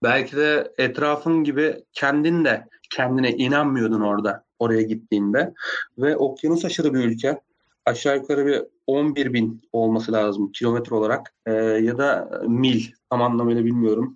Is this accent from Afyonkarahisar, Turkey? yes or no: yes; Afyonkarahisar, Turkey; Ben Afyon Afyonkarahisar doğumluyum.